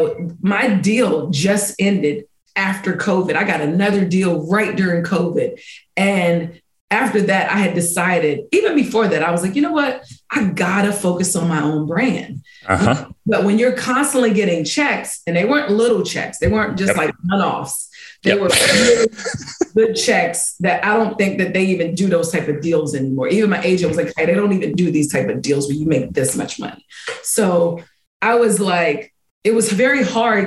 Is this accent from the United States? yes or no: yes; Washington, District of Columbia, United States; a Golden Scissor Award from DC, my hometown